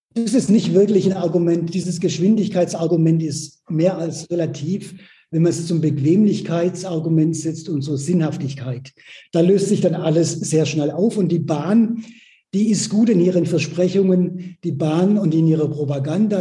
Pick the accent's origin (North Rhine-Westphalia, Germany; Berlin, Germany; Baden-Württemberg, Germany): Baden-Württemberg, Germany; now in Hamburg, Germany; bei uns in Baden-Württemberg und im Süddeutschland